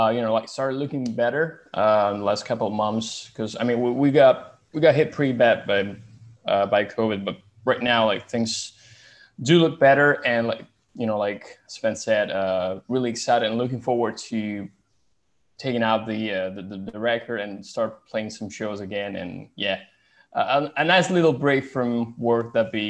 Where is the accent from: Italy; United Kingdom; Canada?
Italy; as an Italian.